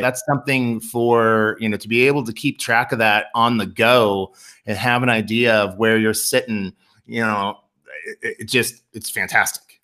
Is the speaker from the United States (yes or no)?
yes; Nebraska, United States; where we grew up in Nebraska, where you could drive twenty minutes to Lincoln